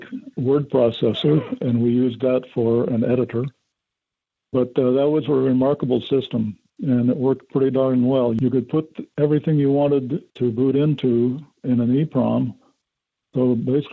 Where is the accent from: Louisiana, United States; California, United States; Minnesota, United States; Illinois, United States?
Illinois, United States; Chicago; I'm from Chicago